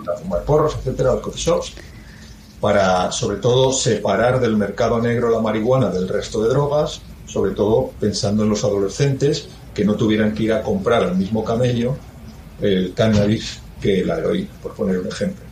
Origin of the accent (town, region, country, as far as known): Spain